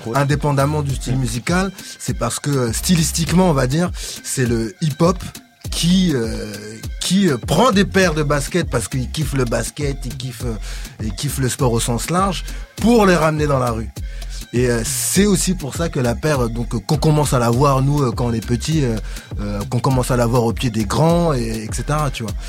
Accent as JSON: {"language": "French", "town": "Sarcelles", "region": "Île-de-France", "country": "France", "tie": "born or raised there", "said": "dans ma cité, puisque j'ai grandi à Sarcelles"}